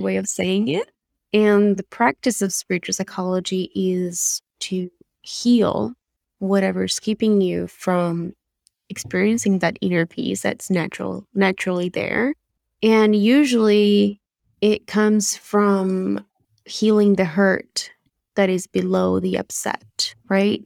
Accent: Buenos Aires, Argentina; English is a second language; moved away as an adult; now in United States; The accent you hear is from Buenos Aires, Argentina, uh, where I grew up, and I moved to the States in two thousand ten

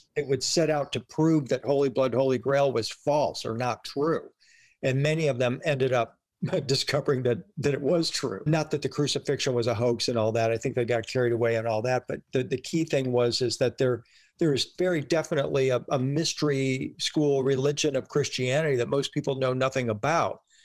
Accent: Detroit, Michigan, United States; moved away as an adult; now in Nashville, United States; I grew up in in the Detroit area, Detroit, Michigan

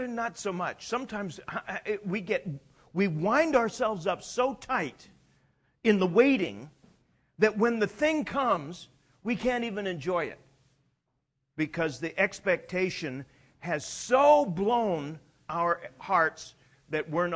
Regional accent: Canada; I'm Canadian.

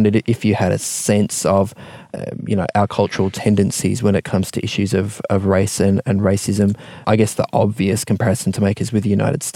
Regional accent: Melbourne, Victoria, Australia; I grew up in Melbourne too

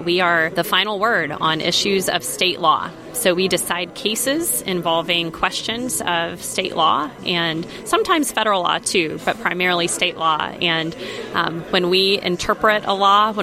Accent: Rogersville, Tennessee, United States; also born or lived in La Follette, Tennessee; I was born in La Follette, Tennessee, a little bit north of Knoxville. Lived there for until elementary school, and then ended up in Rogersville over in Hawkins County, and lived there for most of my school age years

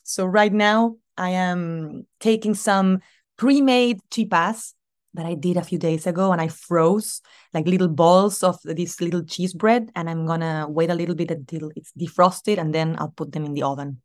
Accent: Argentina; moved away; My family, they're all still in Argentina

